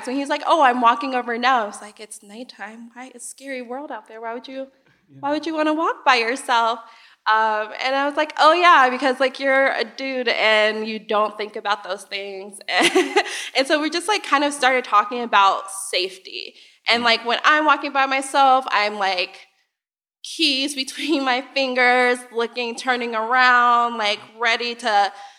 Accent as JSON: {"language": "English", "town": "Chicago", "region": "Illinois", "country": "United States", "tie": "born or raised there", "said": "I also grew up on the South Side of Chicago"}